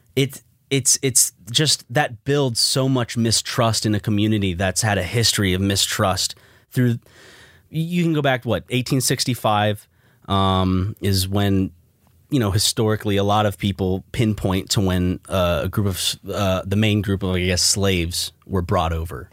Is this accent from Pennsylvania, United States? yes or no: no; South Carolina, United States; you and I belong to the state that was the first to secede from the Union.